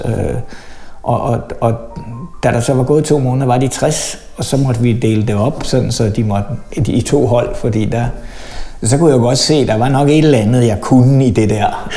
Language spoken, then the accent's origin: Danish; Lyngby, Capital Region of Denmark, Denmark; also born or lived in Tunisia / Aalborg; boede jeg på Djævløen, indtil jeg var 30